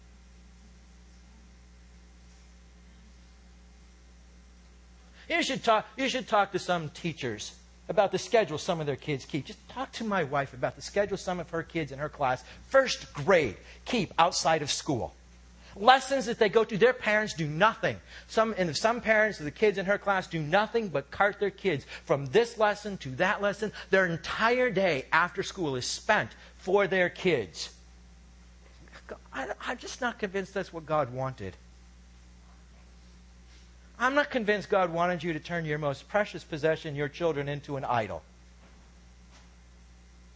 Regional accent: United States; I'm from America

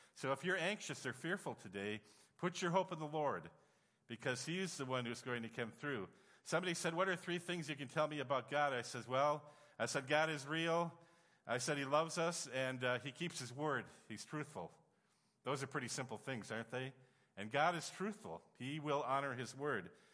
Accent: Upper Peninsula of Michigan, United States; moved away as an adult; also born or lived in Kyiv, Ukraine / Russia; I'm from Upper Michigan.

